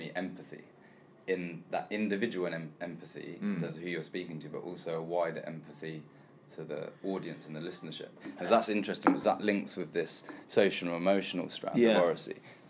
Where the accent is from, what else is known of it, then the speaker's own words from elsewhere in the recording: London, United Kingdom; I was brought up in London. I was born and raised in London.